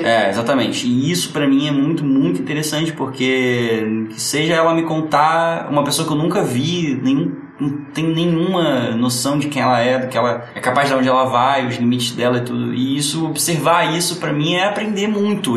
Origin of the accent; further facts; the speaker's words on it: Rio de Janeiro, Brazil; Só que eu nasci em Santa Teresa e morava na Tijuca